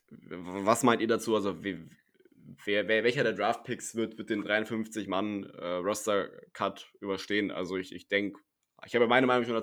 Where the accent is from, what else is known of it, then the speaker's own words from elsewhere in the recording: Hesse, Germany; Weil ich, ihr müsst wissen, ich komme aus Hessen äh, und ich glaube, jeder, der da irgendwie jemand anderen mit Servus begrüßt, wird komisch angeguckt.